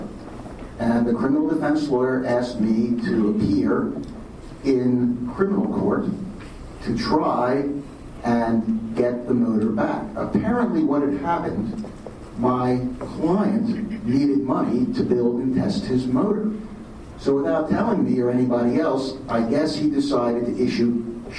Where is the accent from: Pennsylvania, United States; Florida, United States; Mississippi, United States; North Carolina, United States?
Pennsylvania, United States; Philadelphia; now in Los Angeles, United States; I'm from Philadelphia